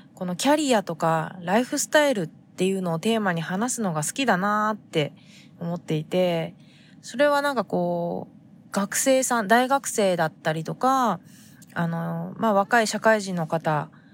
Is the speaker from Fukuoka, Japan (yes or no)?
yes; Fukuoka, Japan; now in San Diego, United States; 私が生まれ育った、えー、福岡の海